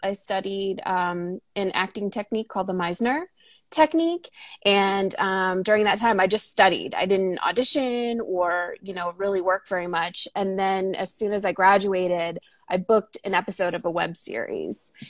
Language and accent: English; North Shore of Boston, Massachusetts, United States; moved away as an adult; now in Los Angeles, United States; I grew up on the North Shore of Boston in Massachusetts